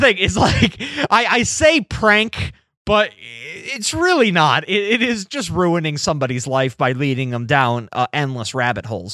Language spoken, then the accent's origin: English; United States; growing up in America